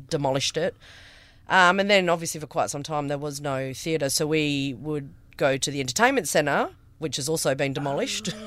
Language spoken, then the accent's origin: English; Karratha, Western Australia, Australia; also born or lived in Kalgoorlie; we moved here when I was six, a good forty years ago.